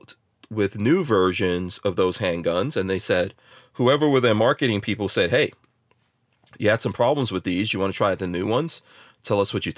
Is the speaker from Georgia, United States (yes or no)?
no; New Jersey, United States; moved away; born in Jersey